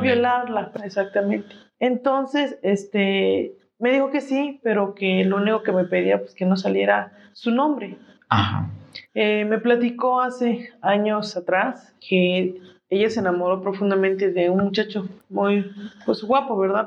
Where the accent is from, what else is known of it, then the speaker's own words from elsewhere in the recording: Mexico; como mexicanos